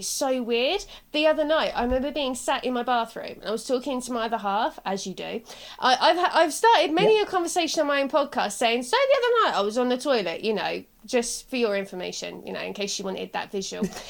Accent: Southampton, South East England, United Kingdom; I'm from Southampton, but I've got like a parent that's not

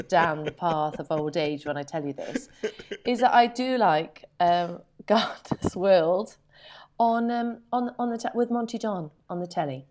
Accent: United Kingdom; being very British

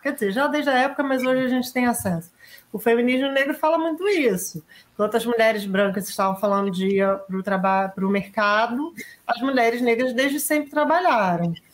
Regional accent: Brazil

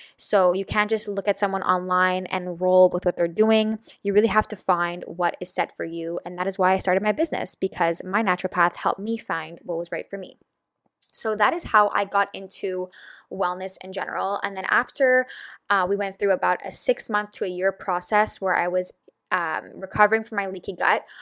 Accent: Montreal, Quebec, Canada; I am from Montreal, Canada, which is in Quebec

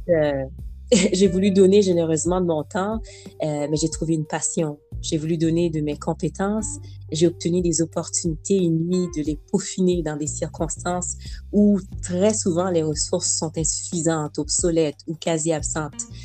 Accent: Montreal, Quebec, Canada; also born or lived in Haiti; Je suis originaire d'Haïti. On est mhm. arrivé à Montréal, donc euh, Québec, j'avais à peu près six ans

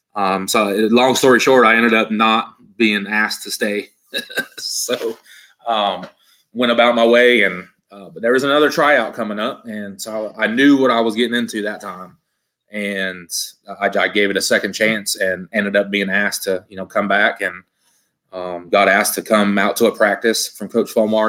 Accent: Yuba City, California, United States; moved away as an adult; also born or lived in North Carolina; in a place called Yuba City, Marysville area. Um, small towns. Um, so you know, grew up there

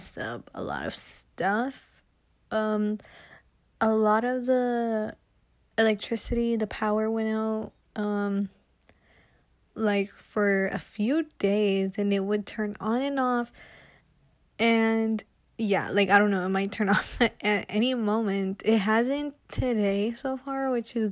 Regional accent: Texas, United States; I'm from Texas

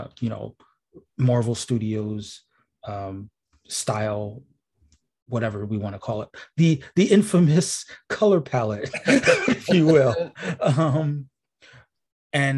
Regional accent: New York, United States; as a New Yorker

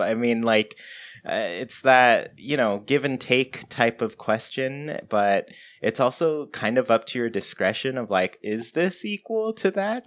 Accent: Southern California, United States; I'm from Southern California

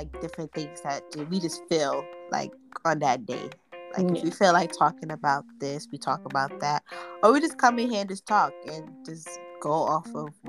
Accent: New York City, New York, United States; moved away as an adult; now in New Jersey, United States; So I currently reside in New Jersey, but I'm born and raised in Brooklyn. My family's from Africa.

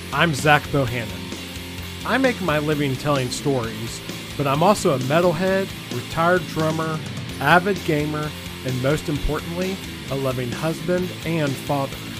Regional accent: Nashville, Tennessee, United States; we're both from the Nashville area

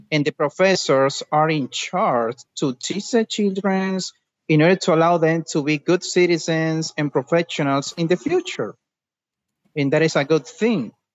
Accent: Dominican Republic; English is a second language; I am from Dominican Republic

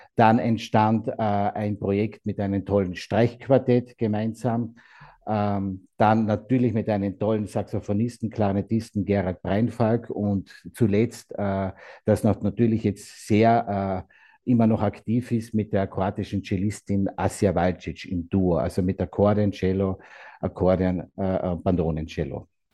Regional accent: Austria; also born or lived in Carinthia; hier bei uns in Österreich

